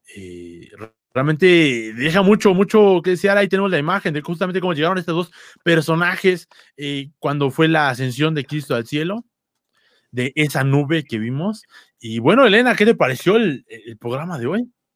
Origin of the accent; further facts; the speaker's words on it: Mexico; aquí en México